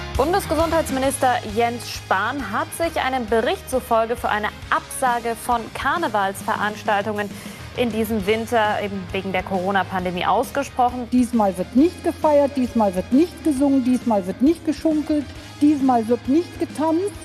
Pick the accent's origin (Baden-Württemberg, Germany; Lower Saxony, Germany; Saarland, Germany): Saarland, Germany; Dillingen; Bei uns in Dillingen ist doch immer Rathaussturm und Umzug in Ähnem